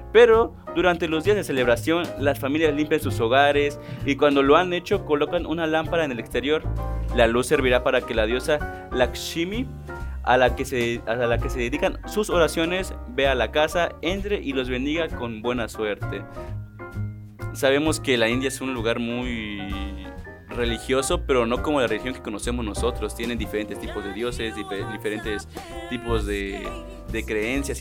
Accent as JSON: {"language": "Spanish", "country": "Mexico", "said": "nosotros como los mexicanos"}